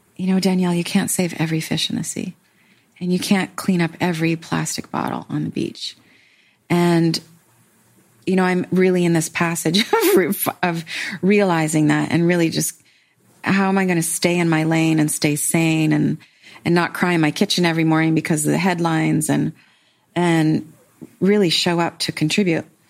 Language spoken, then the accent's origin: English; Canada; I'm Canadian.